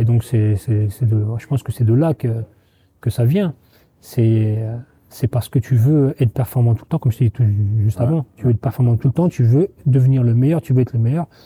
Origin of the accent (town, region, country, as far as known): Trappes, Île-de-France, France; moved away